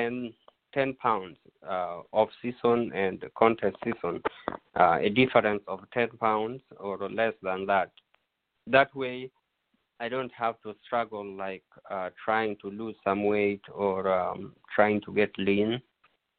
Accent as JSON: {"language": "English", "country": "Kenya", "tie": "born or raised there", "moved": "yes", "said": "Growing up in Kenya"}